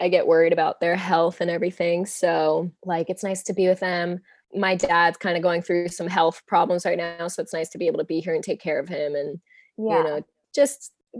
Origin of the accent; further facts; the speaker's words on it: Pinole, California, United States; moved away as an adult; also born or lived in San Francisco / New Jersey; I was born in San Francisco. I'm a sixth generation San Franciscan. Woo-woo. I grew up in this town outside of the city called Pinole